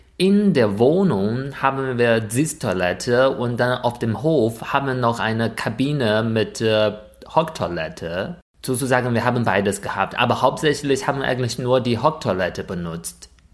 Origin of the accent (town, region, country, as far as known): China; born or raised there; German is a second language; moved away as an adult; now in Germany